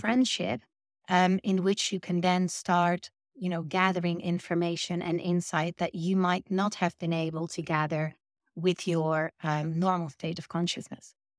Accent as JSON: {"language": "English", "region": "Friesland", "country": "Netherlands", "second_language": "English", "moved": "as an adult", "lives_now": "United Kingdom", "said": "I'm originally from Holland"}